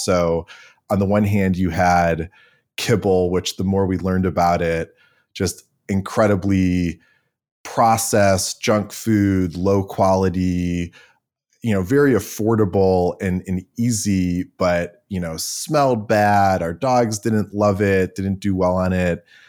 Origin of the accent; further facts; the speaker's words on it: Cleveland, Ohio, United States; I grew up in Cleveland with a somewhat ridiculously high number of dogs